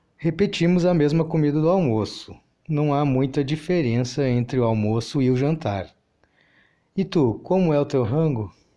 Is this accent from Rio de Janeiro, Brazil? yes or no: no; Rio Grande do Sul, Brazil; eu sou da região sul, sou gaúcho